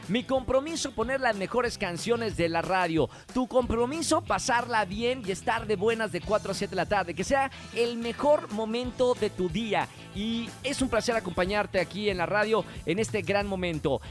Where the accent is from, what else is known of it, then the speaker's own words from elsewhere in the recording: Monterrey, Nuevo León, Mexico; now in Mexico City, Mexico; Soy de Monterrey, eso ya lo saben, soy de Monterrey